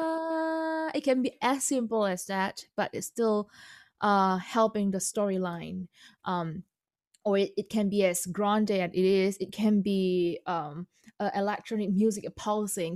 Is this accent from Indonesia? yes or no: yes; Indonesia; first language Indonesian; English is a second language; moved away; Chinese-born Indonesian, second generation